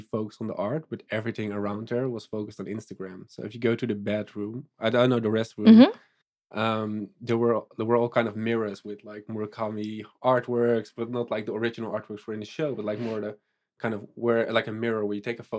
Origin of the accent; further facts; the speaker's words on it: Netherlands; from the Netherlands